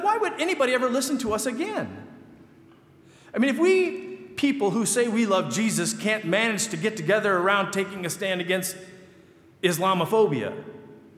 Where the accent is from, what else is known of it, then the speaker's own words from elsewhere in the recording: Michigan, United States; moved away; I grew up in Michigan